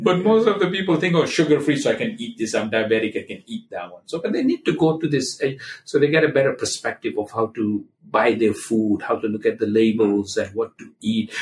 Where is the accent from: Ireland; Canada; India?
India; Gujarat; now in Cleveland, United States; I'm an Indian guy from Gujarat state.